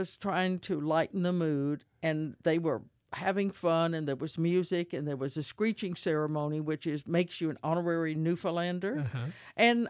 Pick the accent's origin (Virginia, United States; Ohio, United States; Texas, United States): Texas, United States; Houston; It reminds me of the neighborhood I grew up in the Heights.